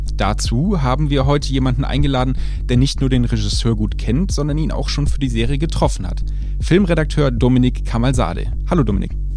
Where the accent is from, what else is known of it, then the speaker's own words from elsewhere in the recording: Germany; selbst ich als Deutscher durfte mit vierzehn noch keinen Wein trinken